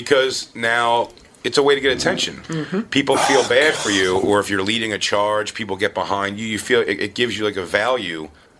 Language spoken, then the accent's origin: English; Philadelphia, Pennsylvania, United States; accent: Philly; That's why I try to get rid of my Philly accent with the word water.